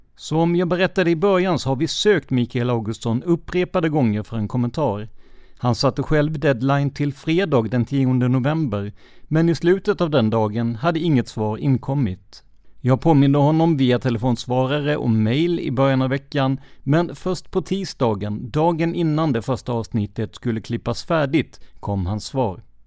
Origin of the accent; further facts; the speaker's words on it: Karlskrona, Blekinge, Sweden; min hemstad Karlskrona.